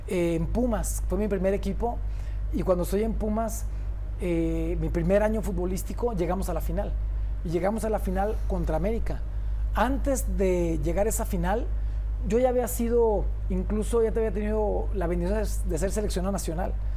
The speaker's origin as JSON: {"language": "Spanish", "town": "Uruapan", "region": "Michoacán", "country": "Mexico", "tie": "born or raised there", "also_born_or_lived": "Mexico City", "moved": "yes", "said": "yo prefiero regresarme a mi pueblo"}